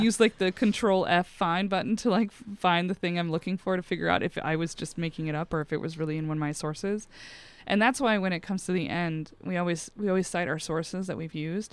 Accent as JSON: {"language": "English", "region": "Montana", "country": "United States", "tie": "born or raised there", "said": "I grew up in Montana."}